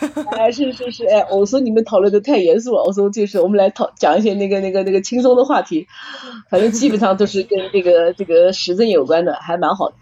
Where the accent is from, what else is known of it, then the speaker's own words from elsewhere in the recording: Nanjing, Jiangsu, China; accent: Nanjing dialect; 好多人说我们南京话土